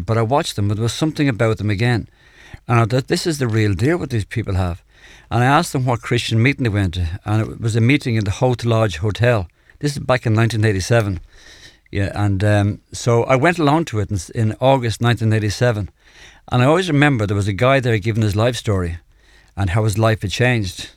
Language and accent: English; Dublin, Leinster, Ireland; I come from Clontarf in Dublin, uh, a middle-class family